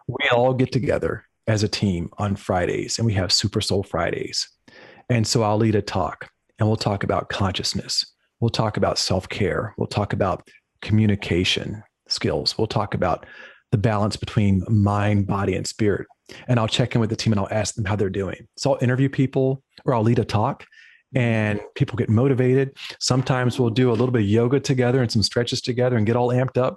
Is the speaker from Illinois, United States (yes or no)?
no; Lynchburg, Virginia, United States; moved away; I grew up in Lynchburg, Virginia, which is in the central southwestern portion of the state